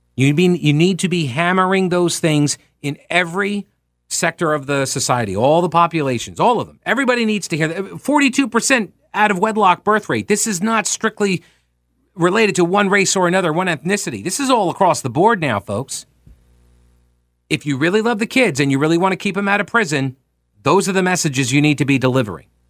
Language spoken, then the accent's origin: English; Long Island, New York, United States; now in North Carolina, United States; growing up on Long Island